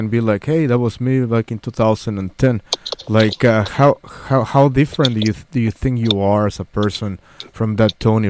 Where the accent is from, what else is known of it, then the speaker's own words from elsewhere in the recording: Mexico City, Mexico; now in United States; I'm from Mexico City